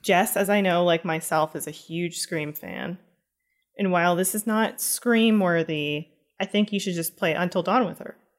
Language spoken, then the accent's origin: English; Canada; myself being Canadian